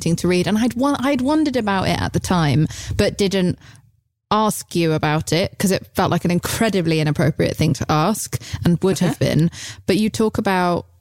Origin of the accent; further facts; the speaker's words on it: United Kingdom; I'm British.